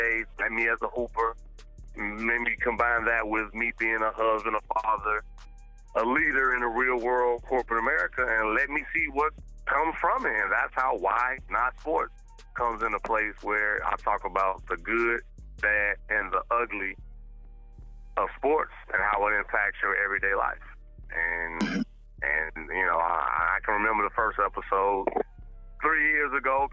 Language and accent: English; Gary, Indiana, United States; also born or lived in Chicago; Born and raised in Gary, Indiana